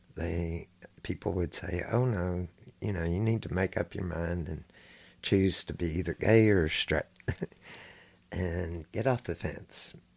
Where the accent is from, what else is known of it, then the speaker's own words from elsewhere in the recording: Houston, Texas, United States; I grew up here in Houston, Texas.